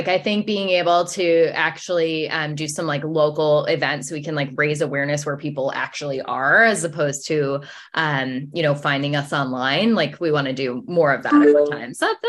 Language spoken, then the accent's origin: English; Rhode Island, United States; And I grew up in Rhode Island, and it's a large Italian population.